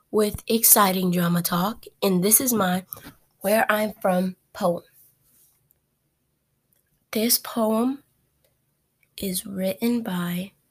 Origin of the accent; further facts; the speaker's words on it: Stone Mountain, Georgia, United States; also born or lived in Lithonia, Georgia; I am from Stone Mountain, from hills and countain. I am from the east.